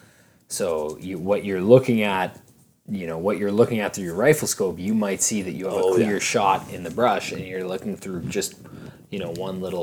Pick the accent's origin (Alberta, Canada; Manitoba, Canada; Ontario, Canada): Ontario, Canada; I grew up in Ontario, grew up hunting deer out of tree stands in Ontario on the edge of fields